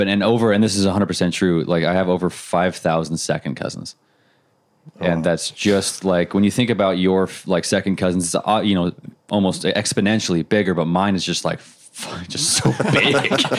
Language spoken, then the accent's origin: English; Montana, United States; also born or lived in Utah; And then I was raised in Montana.